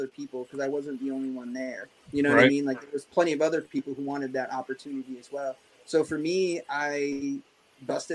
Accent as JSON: {"language": "English", "region": "Ohio", "country": "United States", "tie": "born or raised there", "moved": "yes", "lives_now": "East Coast, United States", "said": "I grew up in Ohio"}